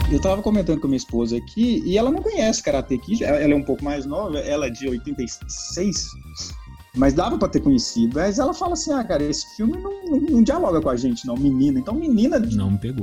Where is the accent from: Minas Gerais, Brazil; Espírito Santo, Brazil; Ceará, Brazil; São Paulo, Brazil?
Minas Gerais, Brazil; interior of; eu fui criado no interior do estado de Minas Gerais